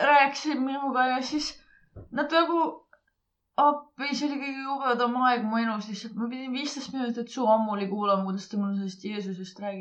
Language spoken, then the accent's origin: Estonian; Saare County, Estonia; vaat ma olen Saaremaalt, onju.